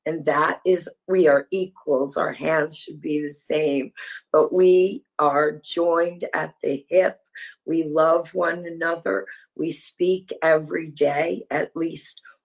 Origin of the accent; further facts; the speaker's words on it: New Jersey, United States; also born or lived in Virginia; now in Wilmington, United States; I grew up in New Jersey